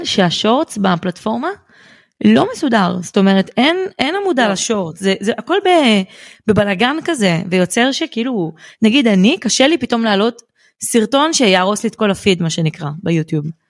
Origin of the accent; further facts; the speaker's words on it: Bat Yam, Tel Aviv District, Israel; אני מבת ים